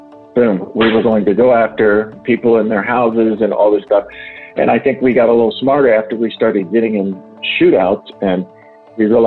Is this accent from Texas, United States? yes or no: yes; Texas, United States; accent: Southern twang; now in Washington, D.C. metro area, United States; I grew up in Texas